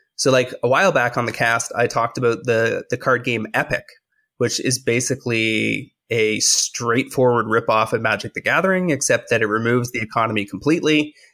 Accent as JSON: {"language": "English", "country": "Canada", "said": "I'm a Canadian"}